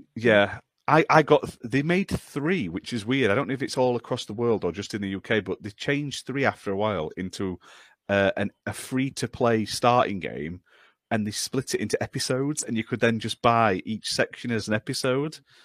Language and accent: English; United Kingdom; Being British